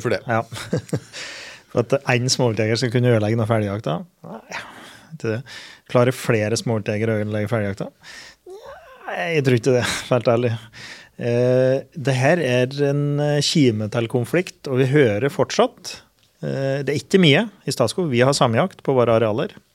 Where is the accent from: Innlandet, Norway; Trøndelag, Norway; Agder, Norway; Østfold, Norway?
Innlandet, Norway; Finnskogen; på Finnskogen, der jeg er ifra